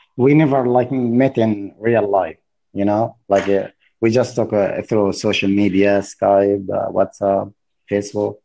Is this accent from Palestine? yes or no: yes; Gaza Strip, Palestine; I'm from Palestine. I live in Gaza Strip